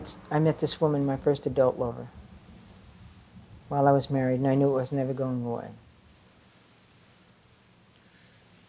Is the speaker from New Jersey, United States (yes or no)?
no; New York City, New York, United States; accent: New York; also born or lived in Staten Island, New York; Growing up in the Bronx and on the streets of the Bronx